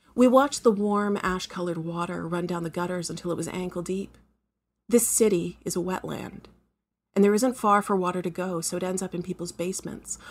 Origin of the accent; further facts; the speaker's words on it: Canada; I'm a Canadian writer